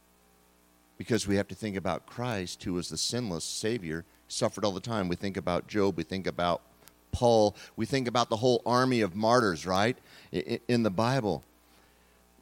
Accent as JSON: {"language": "English", "region": "California", "country": "United States", "tie": "born or raised there", "moved": "yes", "lives_now": "Arkansas, United States", "said": "I grew up in California"}